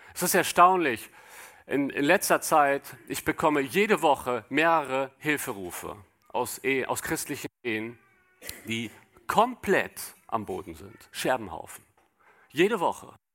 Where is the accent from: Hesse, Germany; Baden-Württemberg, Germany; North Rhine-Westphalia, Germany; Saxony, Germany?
North Rhine-Westphalia, Germany; Cologne; ich komme aus Köln